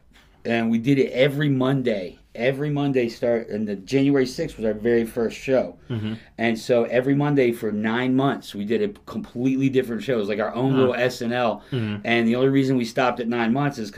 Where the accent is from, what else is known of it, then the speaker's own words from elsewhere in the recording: Merritt Island, Florida, United States; also born or lived in Alabama; I grew up in Merritt Island